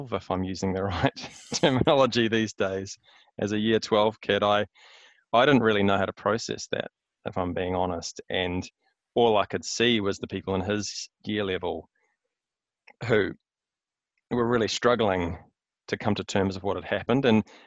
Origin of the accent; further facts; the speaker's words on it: Hamilton, Waikato, New Zealand; moved away as an adult; also born or lived in Wellington / Melbourne; now in Auckland, New Zealand; I was born in the mighty Waikato. So I grew up in Hamilton, schooling there, university there